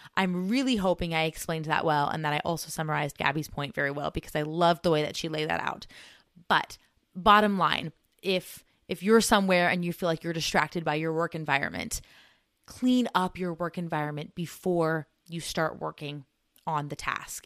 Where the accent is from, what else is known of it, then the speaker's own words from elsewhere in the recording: United States; us Americans